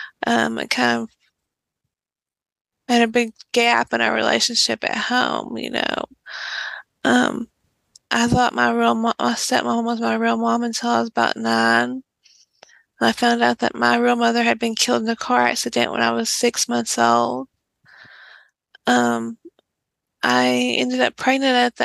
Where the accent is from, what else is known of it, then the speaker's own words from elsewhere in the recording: East Texas, United States; I'm in a small town in East Texas, and I'm actually in the same town that I grew up in.